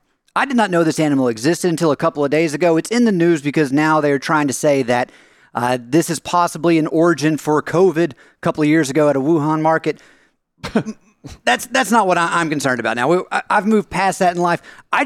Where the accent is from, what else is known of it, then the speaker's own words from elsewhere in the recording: United States; I come from the American public school system, so maybe since this thing wasn't on, like, the plains of Africa, there's a good chance I don't know about it.